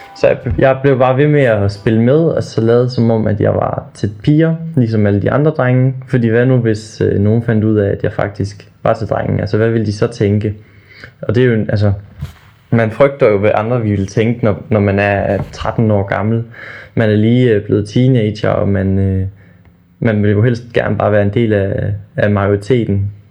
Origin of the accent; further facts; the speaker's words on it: small town near Ravsted, Aabenraa, Southern Denmark, Denmark; Jeg boede i en lille by, der hedder Havsted. Ligger ved siden af en lille by, der hedder Ravsted